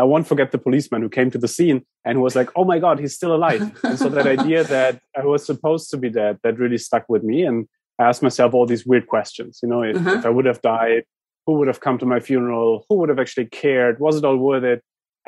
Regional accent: San Francisco, California, United States; I'm stuck in London. I'm from San Francisco. I'm stuck in London.

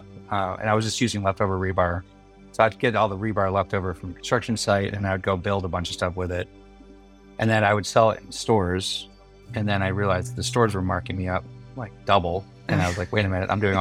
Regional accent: Milford, Michigan, United States; also born or lived in Detroit, Michigan; now in San Diego, United States; We were in Milford, Michigan

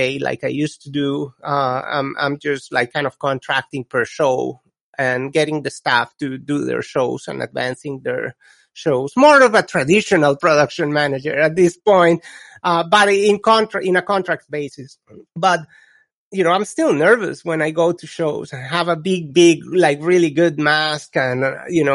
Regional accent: Colombia; English is a second language; now in United States; I come from Colombia, which is when I was growing up, it was a complete different environment.

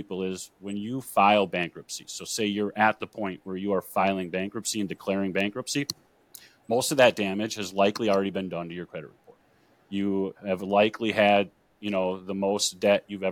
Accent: Green Bay, Wisconsin, United States; I am born and raised in Green Bay, Wisconsin.

